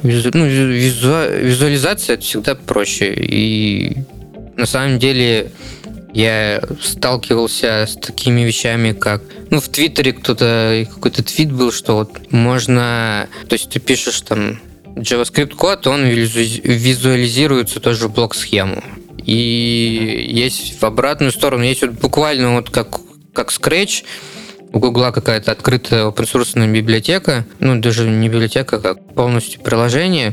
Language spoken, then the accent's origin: Russian; Novokuznetsk, Kemerovo Oblast, Russia; moved away as an adult; now in Novosibirsk, Russia; я сам не из Новосибирска. Я вот конкретно э, сюда переехал, чтобы учиться. Переехал я из Новокузнецка.